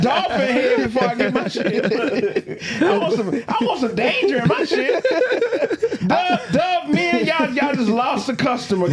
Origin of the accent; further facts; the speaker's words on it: Chicago, Illinois, United States; now in Grand Rapids, United States; I was raised in Chicago, right? But I used to come up here for the summer, man, in Grand Rapids